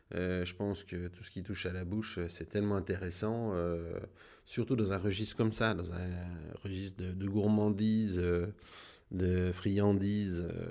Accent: La Combe, Bourgogne-Franche-Comté, France; also born or lived in Burgundy; je suis né à La Combe. On n'a jamais trop bougé.

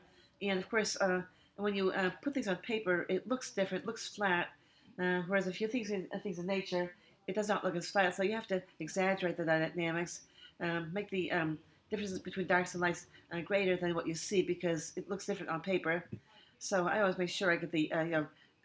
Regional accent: Lynn, Massachusetts, United States; moved away as an adult; also born or lived in Brookline, Massachusetts; now in Lincoln, United States; I grew up in Lynn, Massachusetts, which is right near Boston, and I lived in Brookline, Massachusetts for several years too, so I grew up in the Boston area

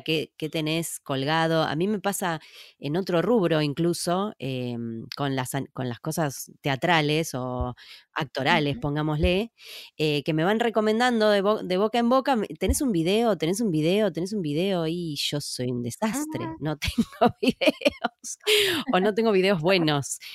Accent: Córdoba, Argentina; Yo soy cordobesa

